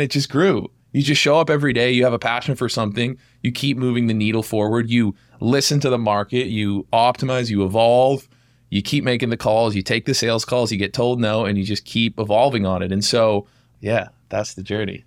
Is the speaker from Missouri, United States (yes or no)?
no; Massachusetts, United States; I was born and raised in Massachusetts.